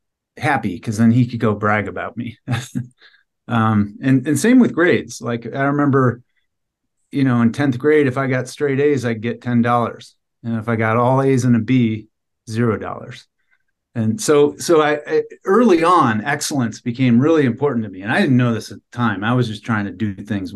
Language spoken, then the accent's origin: English; Cleveland, Ohio, United States; now in Lander, United States; I grew up in Cleveland, Ohio, and I grew up in a mixed family